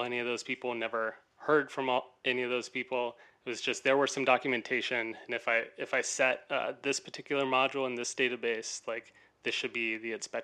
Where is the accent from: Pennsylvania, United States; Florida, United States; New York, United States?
Florida, United States; east coast of; also born or lived in Orlando, Florida; now in Tampa, United States; I'm from the east coast of Florida. So I grew up, my dad worked at Kennedy Space Center